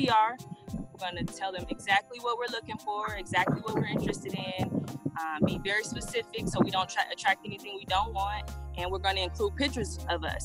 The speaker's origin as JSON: {"language": "English", "town": "Detroit", "region": "Michigan", "country": "United States", "tie": "born or raised there", "moved": "as an adult", "lives_now": "Hawaii, United States", "said": "We were originally from Detroit, so we're originally from Detroit, born and raised"}